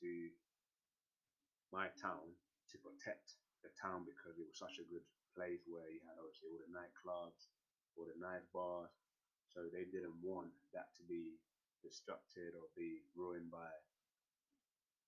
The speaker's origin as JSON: {"language": "English", "country": "Colombia", "tie": "born or raised there", "moved": "yes"}